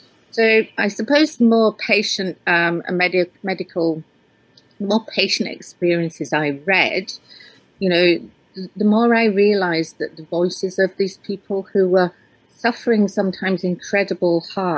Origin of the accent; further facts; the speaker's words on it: Yorkshire and the Humber, United Kingdom; now in Scotland, United Kingdom; Okay. Well, I live in the Highlands of Scotland, but I grew up in Yorkshire in England.